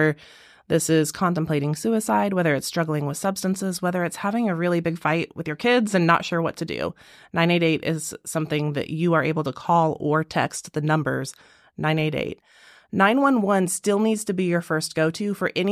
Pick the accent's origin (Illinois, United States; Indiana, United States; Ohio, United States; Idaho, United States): Indiana, United States; Brown County; I am born and raised in Brown County